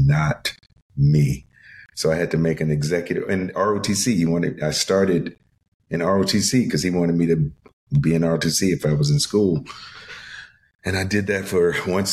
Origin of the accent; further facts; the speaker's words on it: Chesapeake, Virginia, United States; moved away; Chesapeake, Virginia. It's a city outside of Norfolk, Virginia Beach.